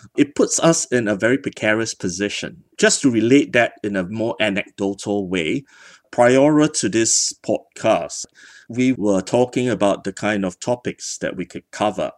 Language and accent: English; Singapore; being born a Singaporean